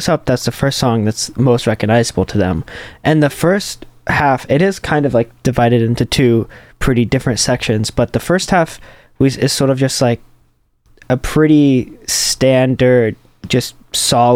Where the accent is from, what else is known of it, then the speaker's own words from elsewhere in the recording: Atlanta, Georgia, United States; moved away; I'm from Atlanta, and I have a studio back at home